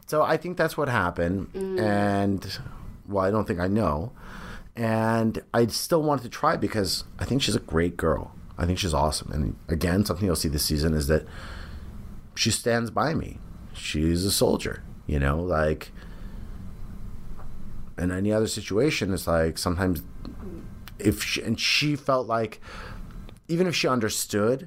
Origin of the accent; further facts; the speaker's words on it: San Jose, California, United States; moved away as an adult; now in Los Angeles, United States; Bay Area, those are my roots. That's where I'm from